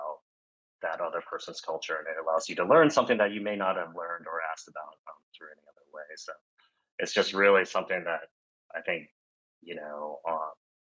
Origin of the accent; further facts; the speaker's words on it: Arkansas, United States; moved away; growing up in Arkansas